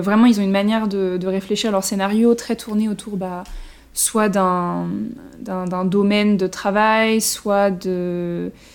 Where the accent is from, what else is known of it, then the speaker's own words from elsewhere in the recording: France; en tant que français